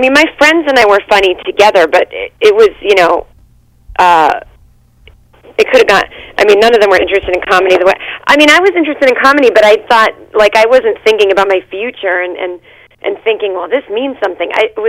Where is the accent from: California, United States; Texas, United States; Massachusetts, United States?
Massachusetts, United States; Needham; Well, I am actually from Massachusetts, a town called Needham.